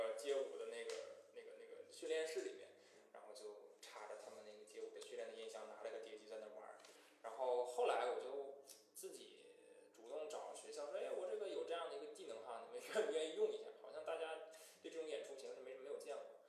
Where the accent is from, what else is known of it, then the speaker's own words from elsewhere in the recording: Liaoning, China; accent: Northeastern Mandarin; 我口音不就是这样吗？我这不就是东北话吗？